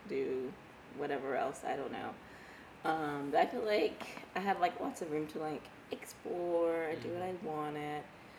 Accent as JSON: {"language": "English", "town": "Beaumont", "region": "Texas", "country": "United States", "tie": "born or raised there", "also_born_or_lived": "Port Arthur, Texas", "said": "I was born in Port Arthur, but I grew up in Beaumont."}